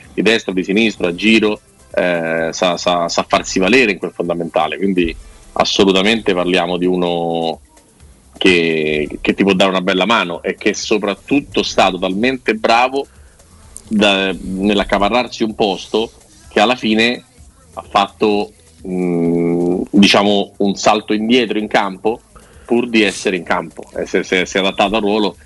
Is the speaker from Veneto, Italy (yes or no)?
no; Rome, Lazio, Italy; io vengo da Roma